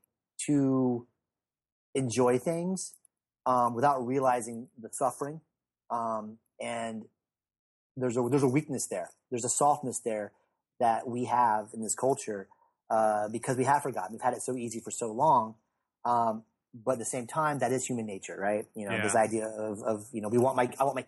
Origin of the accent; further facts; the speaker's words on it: the South, United States; growing up in the South, my mom being very religious